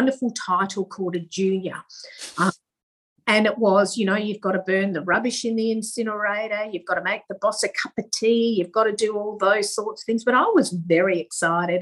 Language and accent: English; Manjimup, Western Australia, Australia; also born or lived in Busselton, Western Australia; I was born in Busselton, which is country WA, and I went to school in Manjimup, which is also country WA.